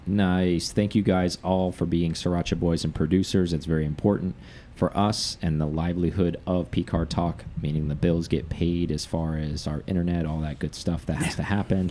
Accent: United States; we are American

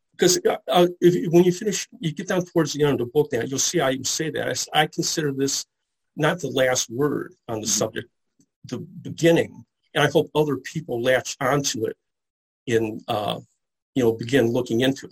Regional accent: Detroit, Michigan, United States; I'm from the Detroit area, and I grew up around a lot of, uh, uh of the early Comic Cons

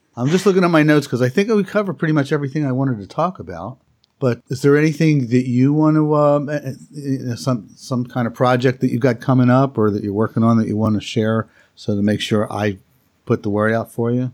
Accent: Philadelphia, Pennsylvania, United States; my hometown of Philadelphia

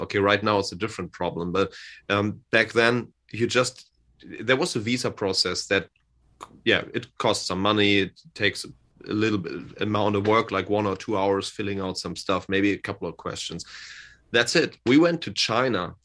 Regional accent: Hamburg, Germany; English is a second language; he lives in my hometown. He lives here in Hamburg as well.

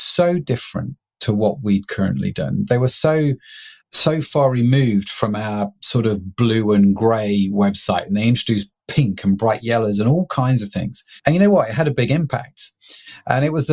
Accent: United Kingdom; I'm a British middle-class guy

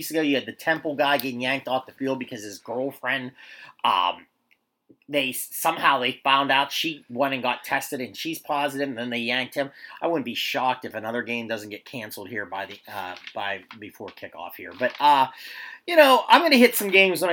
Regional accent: Central Pennsylvania, United States; accent: Central Pennsylvania talk; I'm from Central Pennsylvania

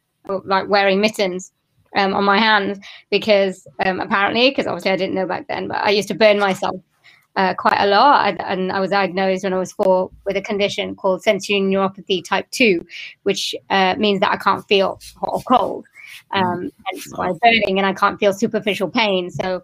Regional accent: Wales, United Kingdom; born there; I've got Indian family, and I was born in Wales, but my family wasn't.

